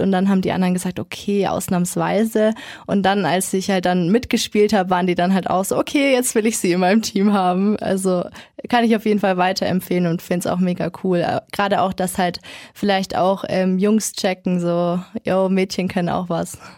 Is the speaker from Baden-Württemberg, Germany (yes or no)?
no; Kronach, Bavaria, Germany; also born or lived in Nuremberg; Ich bin in Kronach geboren und ganz normal eigentlich. Und dann, als ich so 10, 11 war, haben sich dann meine Eltern geschieden und meine Mom hat sich dann dazu entschieden, mit uns eben nach Nürnberg zu kommen